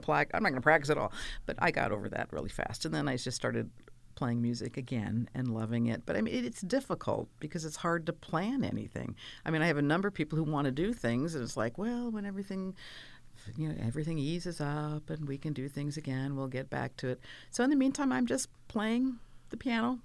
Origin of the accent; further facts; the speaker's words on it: California, United States; also born or lived in Pennsylvania / Maryland / New York; I'm basically a Californian since I was five